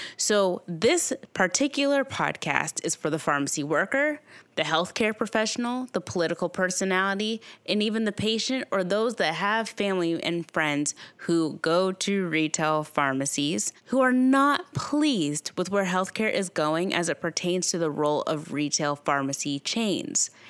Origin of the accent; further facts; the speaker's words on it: Owensboro, Kentucky, United States; my hometown, Owensboro, Kentucky